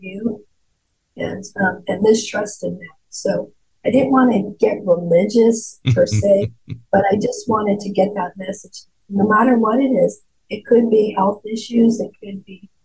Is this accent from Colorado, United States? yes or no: yes; Durango, Colorado, United States; moved away as an adult; also born or lived in Arizona / California; now in Wilmington, United States; my hometown of Durango, Colorado